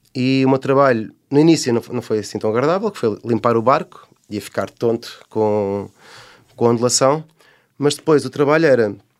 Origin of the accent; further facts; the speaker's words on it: Portugal; sou de Portugal